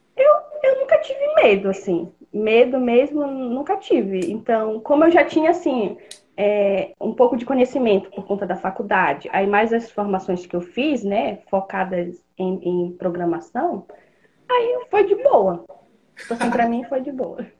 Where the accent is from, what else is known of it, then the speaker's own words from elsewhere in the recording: Pará, Brazil; moved away as an adult; now in Blumenau, Brazil; Eu sou do Pará, sou natural do Pará, mas moro aqui em Blumenau, Santa Catarina, há quase oito anos